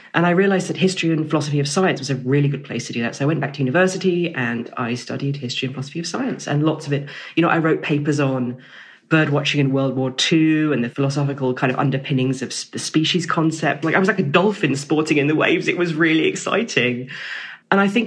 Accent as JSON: {"language": "English", "town": "Camberley", "region": "South East England", "country": "United Kingdom", "tie": "born or raised there", "said": "I grew up in Camberley in Surrey"}